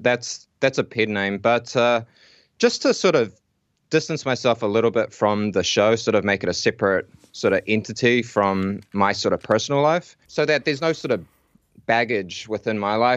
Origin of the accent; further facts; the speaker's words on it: Whanganui, Manawatū-Whanganui, New Zealand; also born or lived in Auckland; now in Wellington, New Zealand; I'm actually originally from Whanganui. And my wife, she's from Auckland. And when I moved to Auckland to do some, you know, university stuff, we met there. And then we ended up sort of moving down to Wellington.